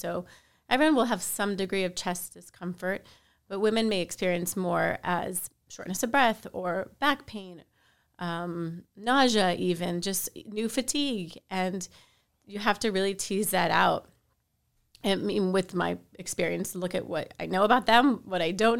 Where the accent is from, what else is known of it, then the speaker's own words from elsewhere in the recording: Miami, Florida, United States; I am from Miami, so I am lucky enough to practice where close by to where I live